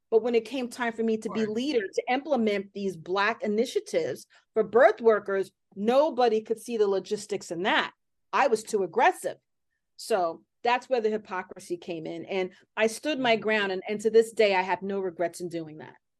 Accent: New York City, New York, United States; I grew up here in Hell's Kitchen.

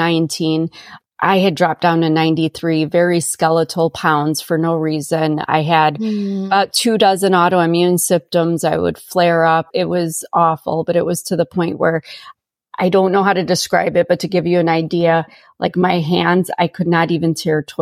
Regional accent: Chicago, Illinois, United States; moved away as an adult; I grew up in Chicago and now I'm, you know, 90 miles southwest of Chicago in the middle of nowhere

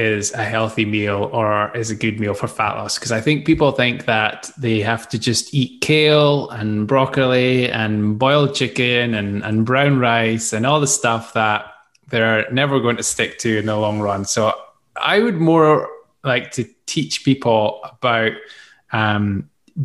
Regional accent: Scotland, United Kingdom; accent: Scottish; this Scottish accent

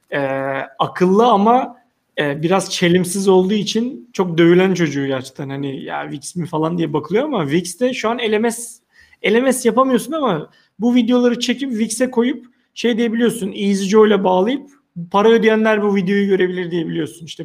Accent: Turkey; E, ve ilginç bir şekilde biz Türkler olarak özellikle mesela bankacılıkta dijitalde inanılmaz iyi olduğumuzu anlatamıyoruz.

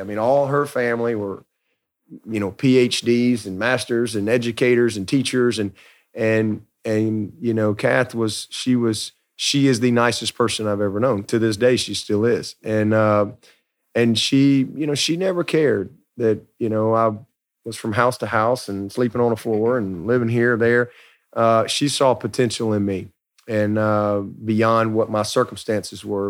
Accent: Alabama, United States; I grew up in Alabama, baby of three boys

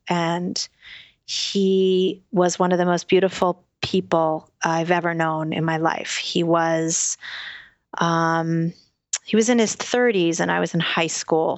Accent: New York City, New York, United States; I'm born and raised in New York City

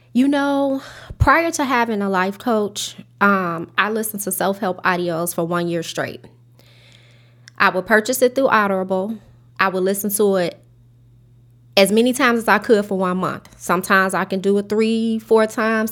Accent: Chicago, Illinois, United States; I grew up in Inglewood, South Side of Chicago

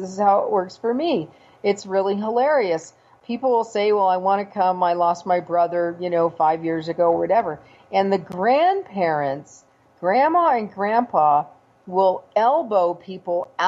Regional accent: California, United States; moved away; I'm from California originally

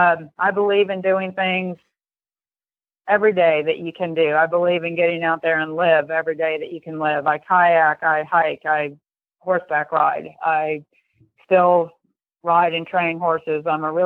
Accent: New York, United States; also born or lived in Europe; I lived overseas. My father was an IBMer, and I grew up in Europe and then in upstate New York.

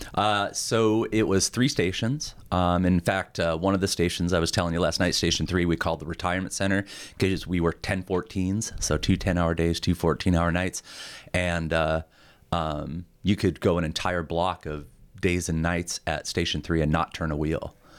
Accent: Montana, United States; also born or lived in South Carolina; growing up in Montana, I, I loved it. You know, I mean, still do, obviously, I'm still here.

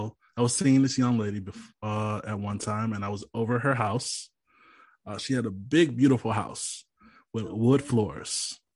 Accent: Louisiana, United States; other people from Louisiana. That's my Louisiana nickname.

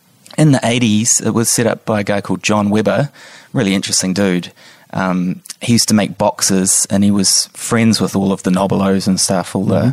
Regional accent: Wellington, New Zealand; moved away; I grew up in Wellington.

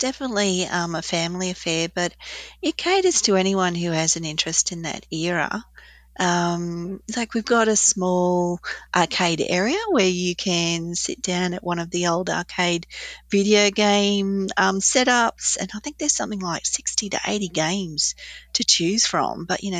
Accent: Australia; And I just felt that was a real time for us to mature a little bit as an Australian society too.

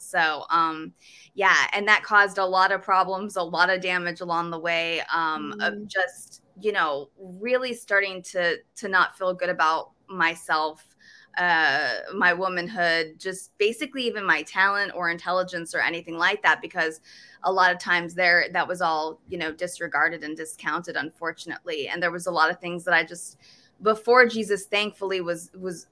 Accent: New York, United States; I'm from New York

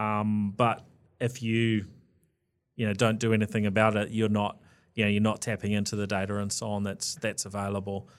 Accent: New Zealand; being a Kiwi

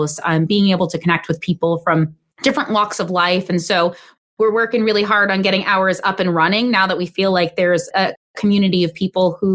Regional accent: New York City, New York, United States; moved away as an adult; also born or lived in Long Island; We're both originally from New York City, and we returned to New York City after his service ended

